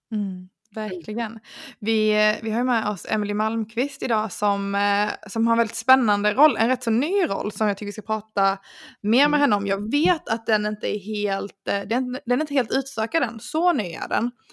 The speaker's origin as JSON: {"language": "Swedish", "country": "Sweden", "said": "som svensk"}